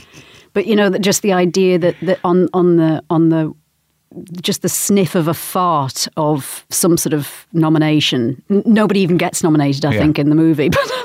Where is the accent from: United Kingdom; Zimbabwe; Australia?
United Kingdom; Newcastle, North East England; Newcastle, northeast of England.